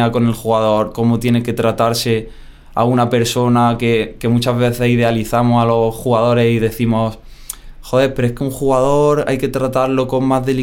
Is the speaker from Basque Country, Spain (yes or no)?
no; Bailén, Andalusia, Spain; Bailén, está en Jaén, andaluz, Dice la gente que estoy perdiendo poquito a poco el acento, otros que no, que soy medio madrileño ya